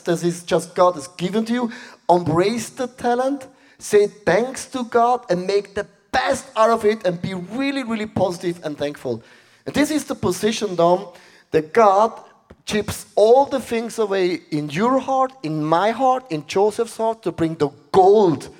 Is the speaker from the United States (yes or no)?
no; Switzerland